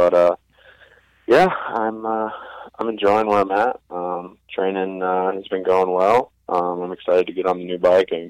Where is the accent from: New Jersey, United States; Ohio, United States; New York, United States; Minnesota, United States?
Ohio, United States; moved away; also born or lived in Georgia / South Carolina; I grew up in Ohio, and then I moved to Georgia and then to South Carolina.